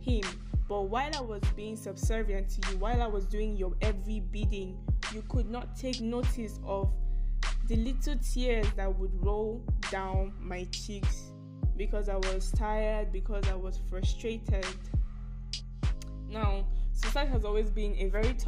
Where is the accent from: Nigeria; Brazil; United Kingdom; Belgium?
Nigeria; I am a Nigerian, to be specific